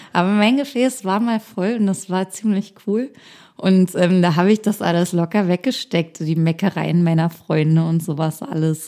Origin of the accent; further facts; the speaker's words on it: a small town near Berlin, Brandenburg, Germany; moved away as an adult; now in Berlin, Germany; Ich komme aus einer Kleinstadt aus der Nähe von Berlin